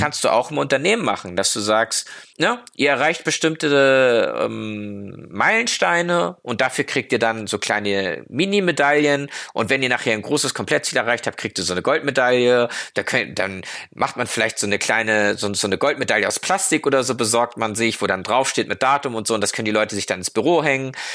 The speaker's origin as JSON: {"language": "German", "country": "Germany", "said": "wir uns als Deutsche"}